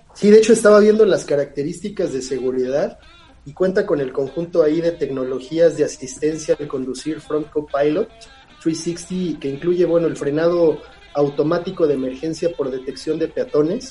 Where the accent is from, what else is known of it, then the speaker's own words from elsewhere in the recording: Mexico; aquí en, nuestro país